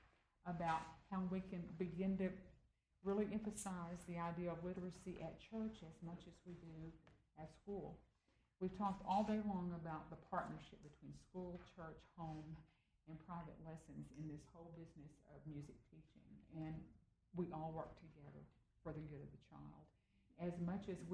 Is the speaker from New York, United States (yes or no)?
no; Austin, Texas, United States; I still sound like I came from Austin, Texas.